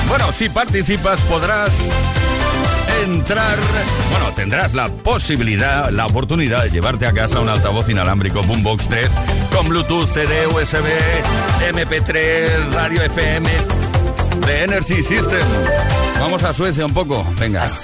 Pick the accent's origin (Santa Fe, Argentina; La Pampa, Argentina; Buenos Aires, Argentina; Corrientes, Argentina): Buenos Aires, Argentina; Hola amigos, soy … de Buenos Aires, Argentina.